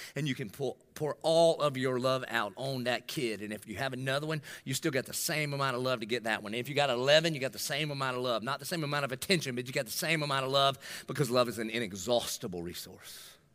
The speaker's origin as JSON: {"language": "English", "town": "Dillon", "region": "South Carolina", "country": "United States", "tie": "born or raised there", "said": "I grew up in Dillon"}